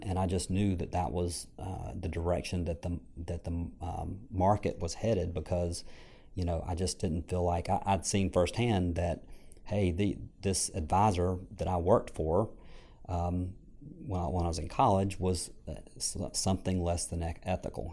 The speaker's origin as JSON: {"language": "English", "town": "Franklinton", "region": "North Carolina", "country": "United States", "tie": "born or raised there", "said": "I grew up in a small town called Franklinton. uh, here in, uh, North Carolina, about forty-five minutes north of Raleigh"}